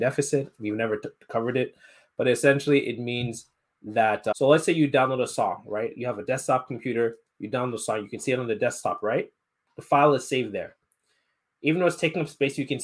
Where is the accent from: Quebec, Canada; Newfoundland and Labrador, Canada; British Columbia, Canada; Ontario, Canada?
Quebec, Canada; Montreal; I'm half Nigerian, so we always had like Nigerian parties and events in Montreal